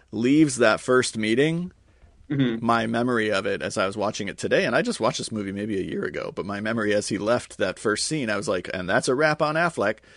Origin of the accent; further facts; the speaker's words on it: New York City, New York, United States; born there; was born in New York